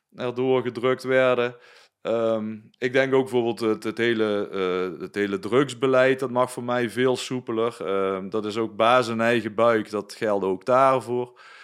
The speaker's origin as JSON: {"language": "Dutch", "country": "Netherlands", "said": "wij als Nederlanders"}